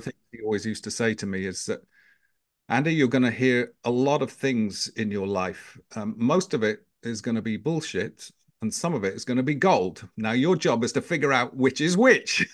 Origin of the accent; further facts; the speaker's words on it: Knaresborough, Yorkshire and the Humber, United Kingdom; accent: British; moved away as an adult; also born or lived in London; brought up in the north of England, a small little market town called Knaresborough in the, in the, uh, uh, county of Yorkshire